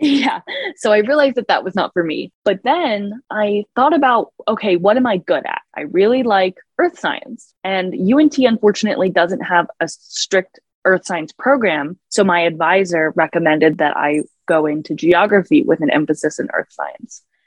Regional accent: New York City, New York, United States; moved away; growing up in New York City

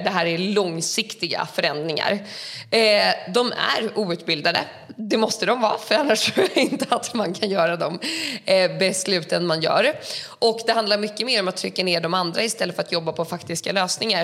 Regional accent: Sweden; jag är uppvuxen i Sverige

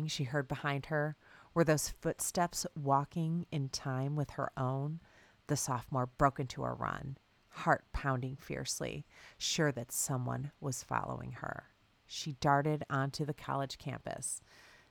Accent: Bloomington, Indiana, United States; it's my hometown, Bloomington, Indiana

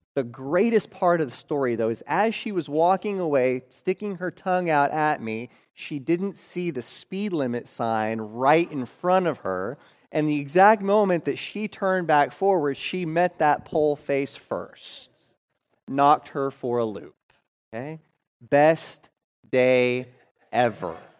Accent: Oklahoma, United States; my third grade year, uh, growing up in Oklahoma.

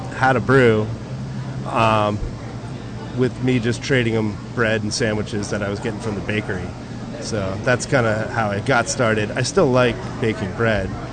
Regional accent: New Jersey, United States; now in San Diego, United States; I'm from New Jersey

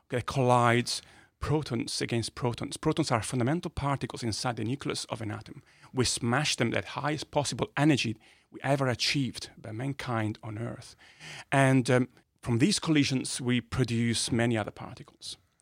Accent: Modena, Emilia-Romagna, Italy; accent: Italian; English is a second language; moved away as an adult; also born or lived in Bologna; I was born in a little town, uh, called Modena in north of Italy

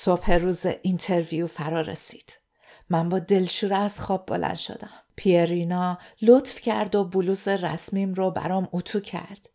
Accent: Iran; moved away as an adult; now in Australia; داشتم از ایران می اومدم بیرون

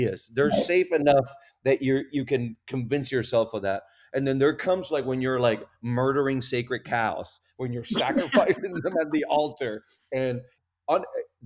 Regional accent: Puerto Rico; first language Spanish; English is a second language; also born or lived in Raleigh, North Carolina; now in North Carolina, United States; I'm from Puerto Rico. So really we're in North Carolina

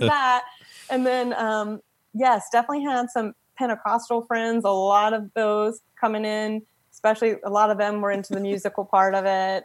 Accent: Frederick, Maryland, United States; I'm from Frederick, Maryland

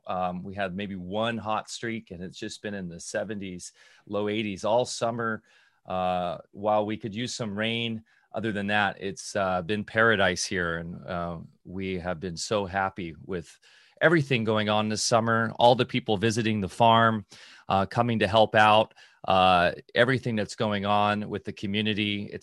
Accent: Orange County, California, United States; also born or lived in Redondo Beach; That's where I grew up, in Orange County.

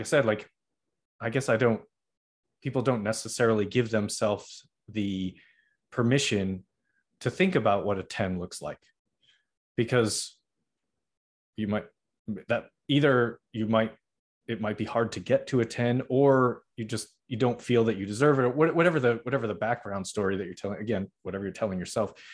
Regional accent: Middleborough, Massachusetts, United States; also born or lived in Norwood, Massachusetts; I was born in Norwood, which is like close-ish to Boston, I guess, but I mainly grew up in Middleborough

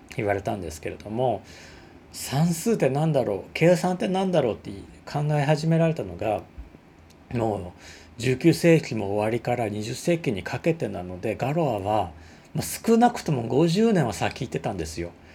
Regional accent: Osaka, Japan; accent: Osaka dialect; 大阪弁でわーわー喋ってる

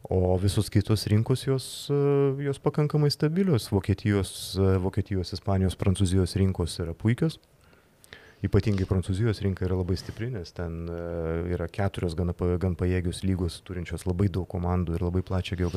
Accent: Lithuania; galbūt mes lietuviai

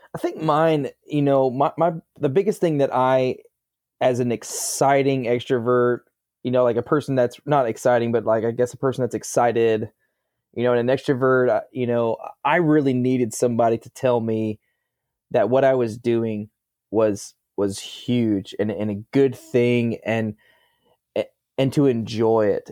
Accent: Gravette, Arkansas, United States; I'm from Gravitt, Arkansas

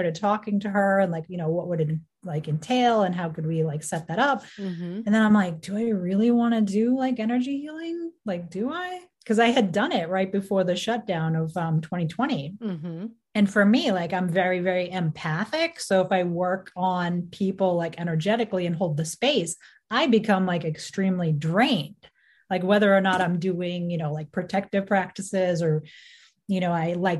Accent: Boston, Massachusetts, United States; I'm from Greater Boston, Northeast, baby

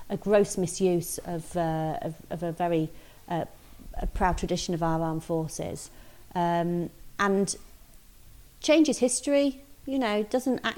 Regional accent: Grimsby, Yorkshire and the Humber, United Kingdom; And I'm from Grimsby. I live in Grimsby.

